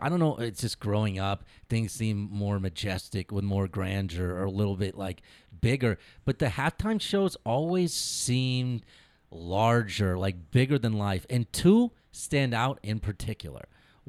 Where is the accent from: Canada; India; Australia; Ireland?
India; Yeah, I can do math. I'm Indian.